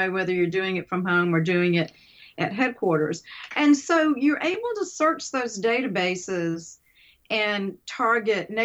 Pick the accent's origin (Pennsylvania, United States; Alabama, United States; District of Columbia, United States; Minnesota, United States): Alabama, United States; Mobile; also born or lived in Little Rock, Arkansas; When I moved from Mobile to Little Rock a number of years, long years ago